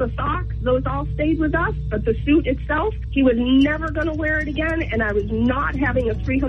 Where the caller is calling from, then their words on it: Loudon, New Hampshire, United States; from Loudoun.